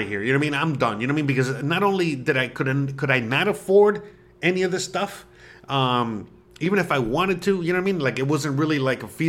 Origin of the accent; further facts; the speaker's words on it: Florida, United States; moved away as an adult; now in Mérida, Mexico; I'm from Florida